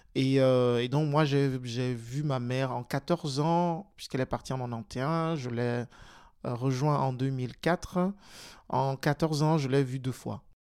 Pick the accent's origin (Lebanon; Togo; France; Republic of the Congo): Togo; now in Belgium; je suis né et j'ai grandi au Togo, et donc je suis arrivé en Belgique en 2004